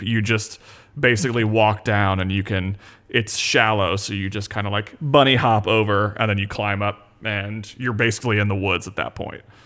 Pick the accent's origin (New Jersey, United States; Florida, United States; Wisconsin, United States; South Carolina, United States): Florida, United States; Panama City; grew up in Panama City, Florida, in the Panhandle